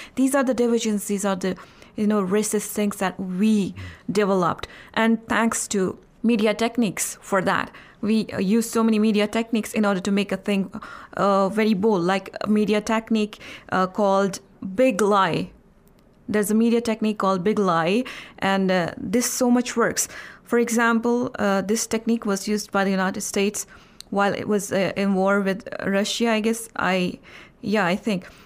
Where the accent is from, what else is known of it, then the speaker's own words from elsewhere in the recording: Indian-administered Kashmir, Jammu and Kashmir, India; I'm from Indian administrated Kashmir